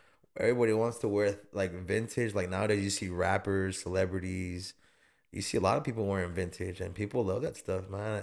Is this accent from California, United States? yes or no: no; Austin, Texas, United States; I was born in St. John's. I was born in the North Side